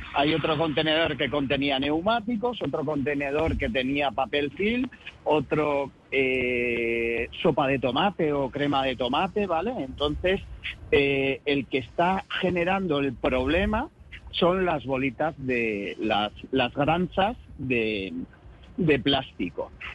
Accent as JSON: {"language": "Spanish", "region": "Galicia", "country": "Spain", "said": "como buenos gallegos"}